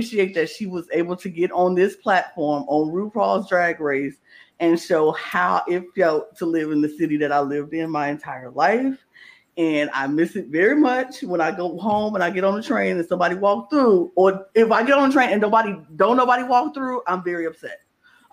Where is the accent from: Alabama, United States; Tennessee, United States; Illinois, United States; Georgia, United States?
Illinois, United States; Chicago; I grew up in the South Side of Chicago my entire life.